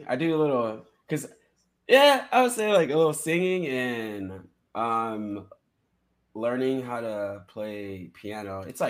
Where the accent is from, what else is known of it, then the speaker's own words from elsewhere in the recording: San Diego, California, United States; moved away as an adult; now in Las Vegas, United States; I'm from San Diego, California.